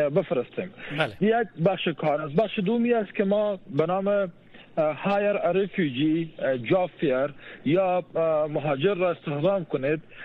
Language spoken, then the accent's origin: Persian; Afghanistan; moved away; ما در افغانستان بزرگ شدیم